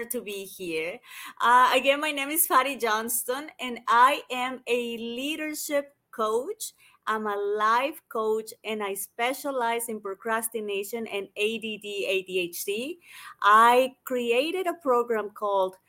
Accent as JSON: {"language": "English", "country": "Colombia", "tie": "born or raised there", "also_born_or_lived": "United States / London / Australia", "moved": "yes", "lives_now": "Bali, Indonesia", "said": "I grew up in Colombia originally"}